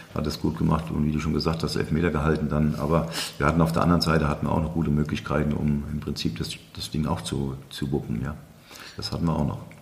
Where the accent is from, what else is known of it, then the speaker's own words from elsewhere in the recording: Aschaffenburg, Bavaria, Germany; da bin ich groß geworden mit Felix Mackert, weil ich bin mit Felix hier groß geworden in der Parallelstraße